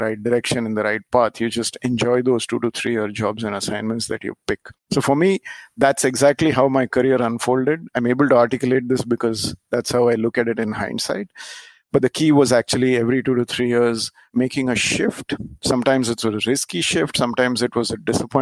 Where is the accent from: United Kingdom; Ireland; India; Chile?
India; moved away as an adult; also born or lived in Japan / Singapore; the first time when I moved from India to Japan after being brought up in India